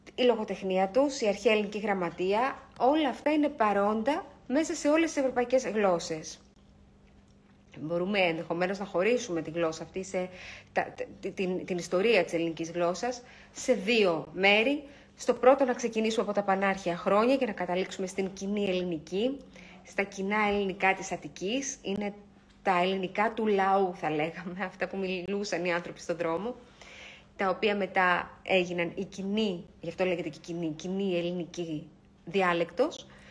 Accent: Greece; είμαστε Έλληνες, έχουμε έναν πολύ αρχαίο πολιτισμό

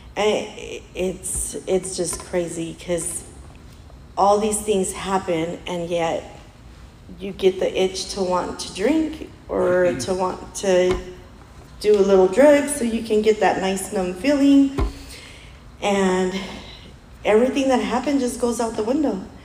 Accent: Mexico; us Mexicans

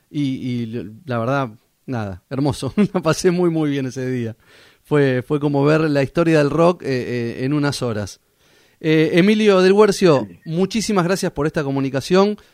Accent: Mar del Plata, Buenos Aires Province, Argentina; Yo soy de Mar del Plata, sí.

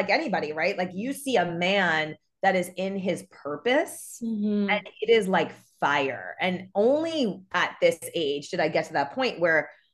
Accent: New York, United States; now in Los Angeles, United States; I'm from New York

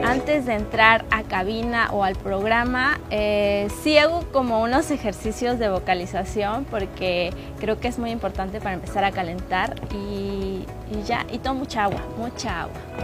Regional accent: Cancún, Quintana Roo, Mexico; soy de aquí de Cancún, Quintana Roo.

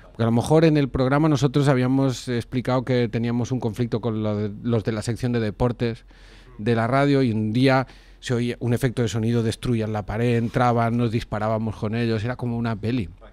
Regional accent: Cardona, Catalonia, Spain; en, mi pueblo, en Cardona

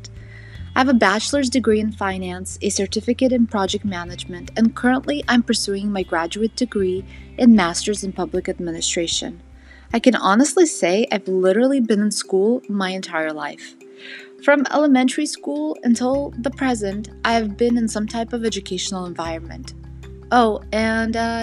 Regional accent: Southern California, United States; also born or lived in St. Petersburg, Russia; I was born in St. Petersburg, Russia, immigrated to Southern California at age 7, and never left the sunny state

